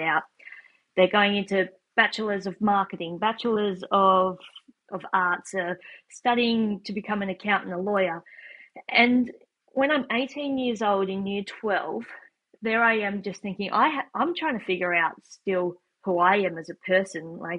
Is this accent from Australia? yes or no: yes; Tasmania, Australia; moved away as an adult; now in New Zealand; I grew up in Tasmania, Australia, where I went to school all the way up until year 12